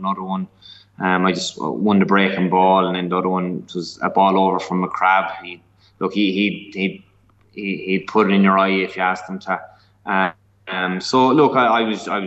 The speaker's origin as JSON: {"language": "English", "area": "Tipperary", "region": "Munster", "country": "Ireland", "also_born_or_lived": "Dublin", "moved": "as an adult", "said": "I'm from Tip. My family's from Tip"}